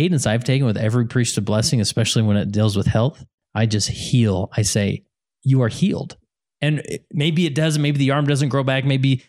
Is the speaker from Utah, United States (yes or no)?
yes; West Valley City, Utah, United States; And I grew up in West Valley, which many people in Salt Lake Valley would call the hood.